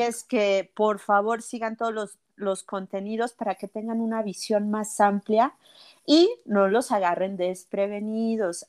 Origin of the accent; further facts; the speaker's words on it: Mexico; Porque vivimos en México, somos mexicanos, nuestras circunstancias son de aquí